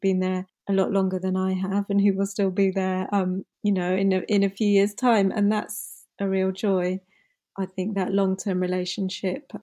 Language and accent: English; United Kingdom; first language English; I'm born and bred here. English is my first language